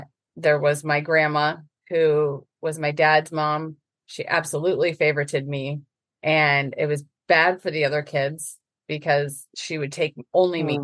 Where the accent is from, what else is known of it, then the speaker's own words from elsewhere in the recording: Northern Illinois, United States; moved away; I was raised in Northern Illinois